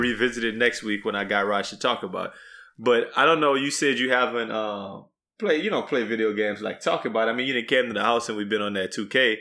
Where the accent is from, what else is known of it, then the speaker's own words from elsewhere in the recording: Texas, United States; as a Texan